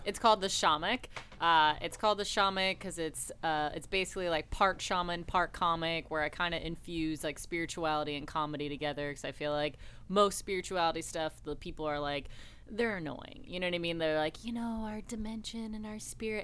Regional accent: Buffalo, New York, United States; moved away as an adult; I'm from Buffalo, home of the Bills and Niagara Falls and chicken wings

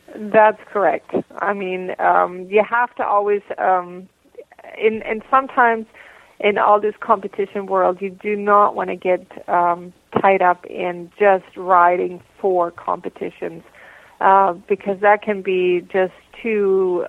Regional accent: Bavaria, Germany; moved away as an adult; also born or lived in Columbus, Georgia, United States / Hamilton, Canada / Hagersville, Canada; now in Canada; my mother moved back to Germany when I was about three years old and then I grew up in Germany and different parts of Germany and in Bavaria and Unterfranken

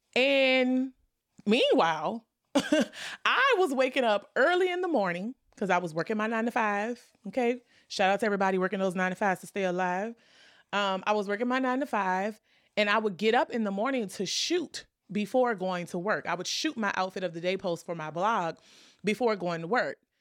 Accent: New Orleans, Louisiana, United States; I'm from New Orleans

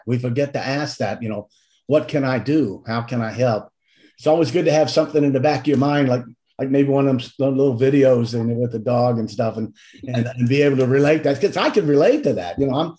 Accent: the South, United States; I'm from the South.

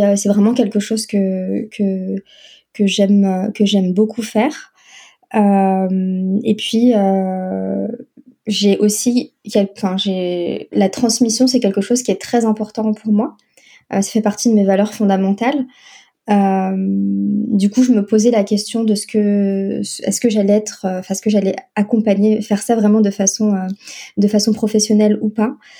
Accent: France; also born or lived in North Africa; j'ai grandi euh, la majeure partie de, de, mon enfance et mon adolescence en France.

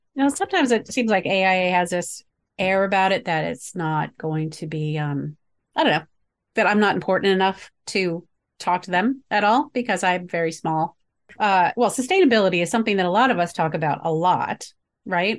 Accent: the North, United States; growing up in the North

